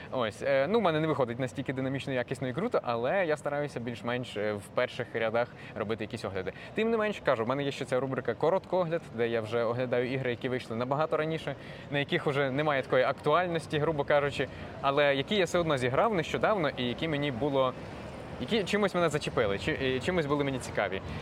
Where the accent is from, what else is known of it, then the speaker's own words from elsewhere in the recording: Ukraine; first language uk; я ріс в україномовній родині, і для мене це не було взагалі якимось питанням.